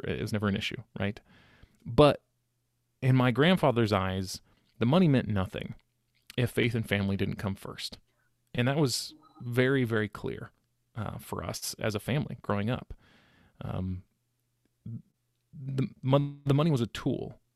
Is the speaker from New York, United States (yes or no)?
no; Sacramento, California, United States; also born or lived in Utah; I was born and raised in Sacramento.